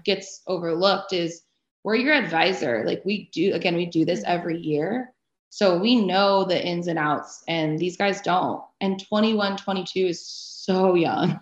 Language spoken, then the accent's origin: English; Arizona, United States; I grew up in Arizona